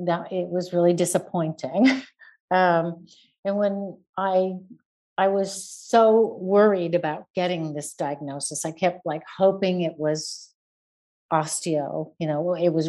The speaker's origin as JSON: {"language": "English", "region": "California", "country": "United States", "also_born_or_lived": "Northern Italy", "moved": "as an adult", "lives_now": "Italy", "said": "I'm originally from California, and but I have been living in Italy now, in Northern Italy, for the last 22 years"}